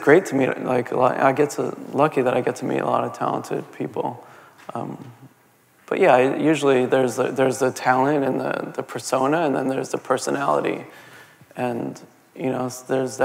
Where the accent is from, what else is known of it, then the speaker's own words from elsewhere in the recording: Jersey City, New Jersey, United States; moved away as an adult; also born or lived in Manhattan, New York; now in New York, United States; I really enjoyed growing up in Jersey City